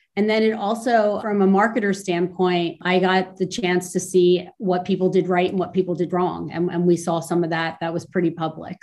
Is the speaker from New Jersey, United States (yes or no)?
yes; New Jersey, United States; now in New York, United States; I grew up, I'm an East Coast girl. I grew up down in South Jersey